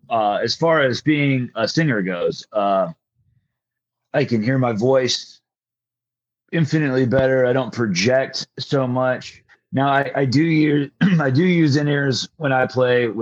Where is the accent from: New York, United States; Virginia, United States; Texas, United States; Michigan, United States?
Texas, United States; Greenville; I grew up in Greenville, Texas.